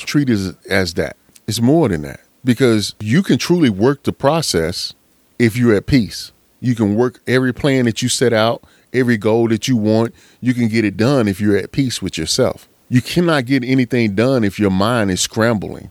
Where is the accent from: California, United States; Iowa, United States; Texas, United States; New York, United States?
Texas, United States; Pittsburg; I remember when I was a young cat growing up in East Texas. Shout out to Pittsburgh, Texas